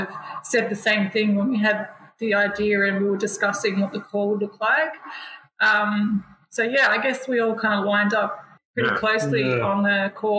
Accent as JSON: {"language": "English", "town": "Sydney", "region": "New South Wales", "country": "Australia", "tie": "born or raised there", "said": "I grew up in Botany, and I saw back in the 80s, and I grew up here in the 90s and watched it change"}